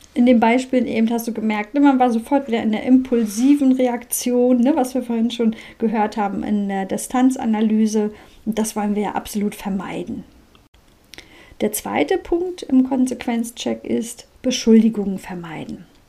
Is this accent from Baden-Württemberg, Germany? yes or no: no; Mecklenburg-Vorpommern, Germany; bei uns in Mecklenburg-Vorpommern